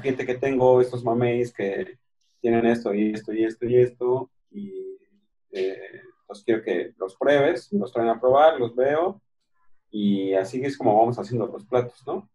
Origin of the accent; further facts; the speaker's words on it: Mexico City, Mexico; moved away; yo soy de la Ciudad de México